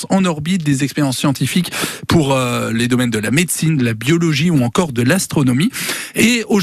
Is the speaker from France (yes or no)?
yes; Mayenne, Pays de la Loire, France; chez nous en Mayenne